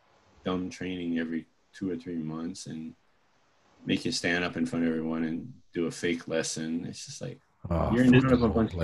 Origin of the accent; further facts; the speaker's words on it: Augusta, Georgia, United States; also born or lived in Hawaii; Well, I was born in Georgia.